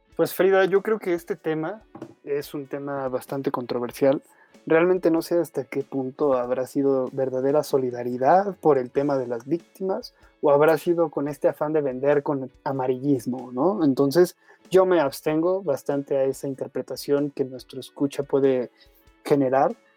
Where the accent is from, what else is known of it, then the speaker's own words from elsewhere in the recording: Mexico; para nosotros como mexicanos